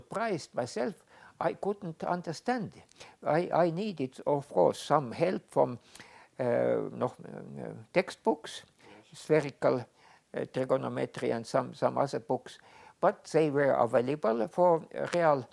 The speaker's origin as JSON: {"language": "English", "town": "Tartu", "region": "Tartu County", "country": "Estonia", "tie": "born or raised there", "said": "I was born in Tartu in 29. My father was a teacher and a director of a girls' school in Tartu"}